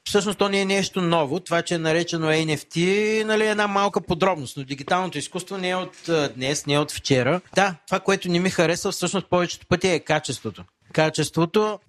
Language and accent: Bulgarian; Varna, Varna Province, Bulgaria; аз съм отраснал в казармите на Родни Балкани, едно поделение във Варна